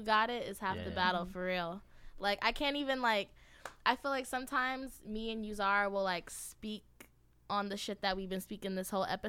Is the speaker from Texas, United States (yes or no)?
no; Georgia, United States; also born or lived in Brooklyn, United States; I was you born in Brooklyn, crazy? But I grew up in Georgia.